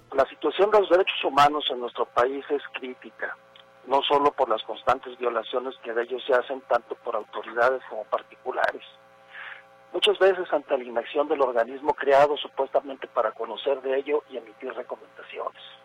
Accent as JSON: {"language": "Spanish", "country": "Mexico"}